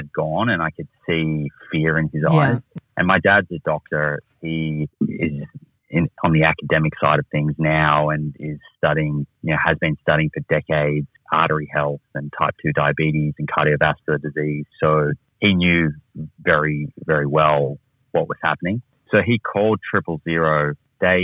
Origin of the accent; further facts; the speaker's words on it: Melbourne, Victoria, Australia; also born or lived in United States; I grew up in Australia, or most of my time was in Australia. I spent a little bit of time in the United States as a really small junior, but then finished my high school back in Melbourne